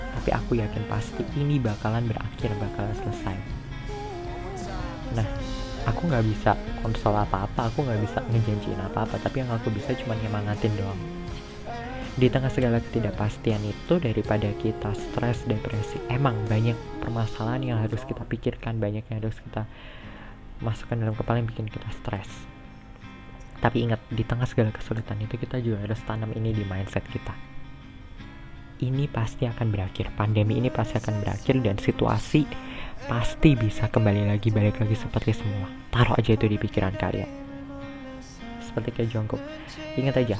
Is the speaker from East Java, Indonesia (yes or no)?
yes; Malang, East Java, Indonesia; now in Jakarta, Indonesia; Jadi aku tuh emang lahir di Jakarta dan sekarang juga tinggalnya di Jakarta tapi uh, dari umur 2 tahun sampai aku kelas 3 SMA kelas 9 itu aku dibesarin di Malang